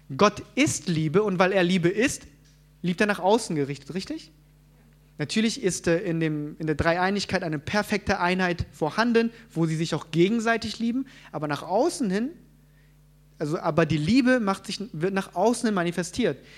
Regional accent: South Korea; moved away; ich komme ja ursprünglich aus Korea

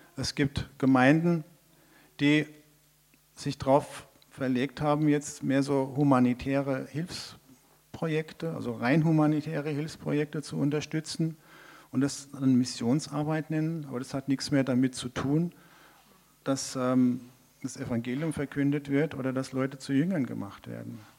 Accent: Hesse, Germany; also born or lived in Mongolia; ich als gebürtige Hesse

